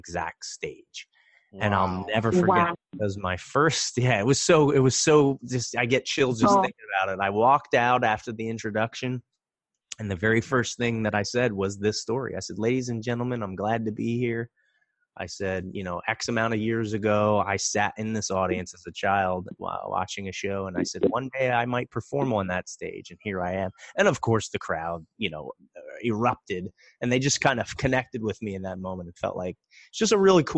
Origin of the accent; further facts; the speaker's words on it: Reading, Pennsylvania, United States; I grew up in Reading, Pennsylvania. It's about an hour outside of Philadelphia.